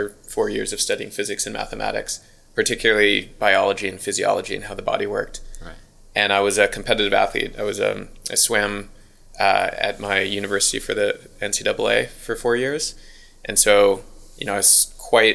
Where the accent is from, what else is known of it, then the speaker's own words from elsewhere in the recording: United States; accent: American; moved away as an adult; now in Auckland, New Zealand; If you can't tell by the accent, I'm American